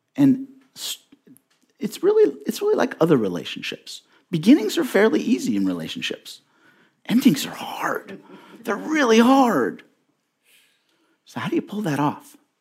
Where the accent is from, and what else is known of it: Indianapolis, Indiana, United States; born or raised there